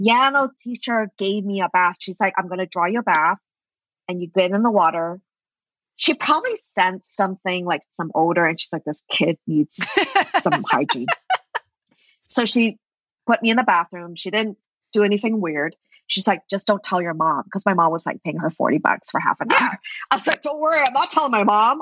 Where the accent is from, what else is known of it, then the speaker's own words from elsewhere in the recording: Vancouver, British Columbia, Canada; moved away as an adult; also born or lived in New York; I'm actually from Vancouver, BC, in Canada. And I was like, okay, I'm moving to New York.